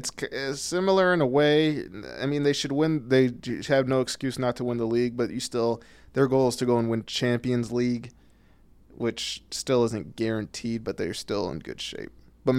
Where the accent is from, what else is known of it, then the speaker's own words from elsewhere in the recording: Flint, Michigan, United States; I'm from Flint Kogels.